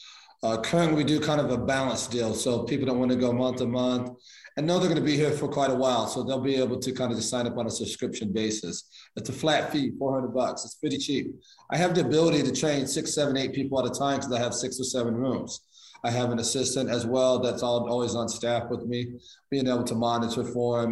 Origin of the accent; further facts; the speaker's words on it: Iowa, United States; moved away; I'm from the country. I'm from Iowa originally